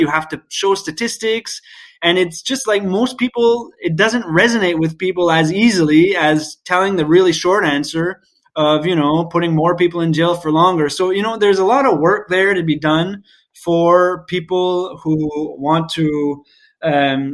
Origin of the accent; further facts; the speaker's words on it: Moncton, New Brunswick, Canada; Moncton, New Brunswick, to say my hometown